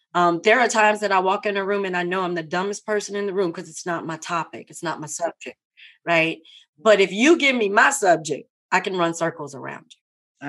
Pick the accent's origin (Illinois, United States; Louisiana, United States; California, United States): Louisiana, United States; Baton Rouge; I am born and raised in Baton Rouge, Louisiana. I am truly a Louisiana girl.